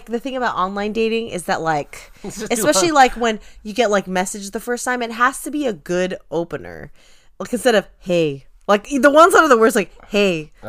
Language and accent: English; Orange County, California, United States; oh, I'm from Orange County.